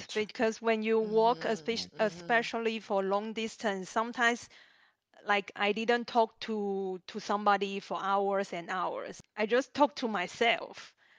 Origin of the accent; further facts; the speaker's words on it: Zhongli, Taoyuan, Taiwan; moved away as an adult; also born or lived in Australia; now in Switzerland; I'm from Taiwan, uh, north of Taiwan, uh, a city called Zhongli.